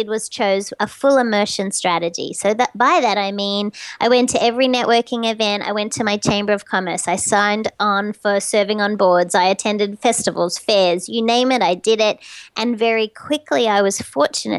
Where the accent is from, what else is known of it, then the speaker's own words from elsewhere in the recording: Sydney, New South Wales, Australia; moved away as an adult; now in Doylestown, United States; I can leverage being Australian